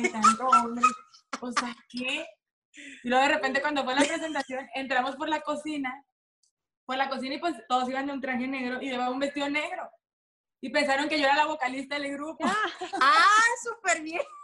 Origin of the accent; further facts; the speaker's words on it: Sinaloa, Mexico; así somos las sinaloenses